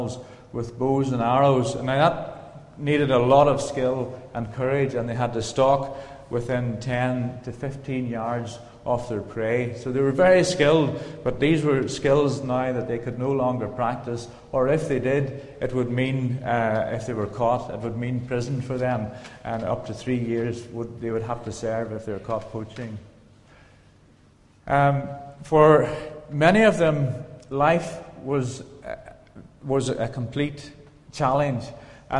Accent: County Donegal, Ulster, Ireland; moved away as an adult; now in Kenya; I come from County Donegal

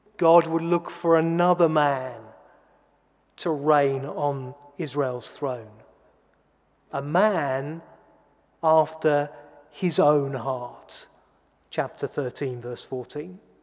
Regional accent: England, United Kingdom; I'm an Englishman, a button down Englishman

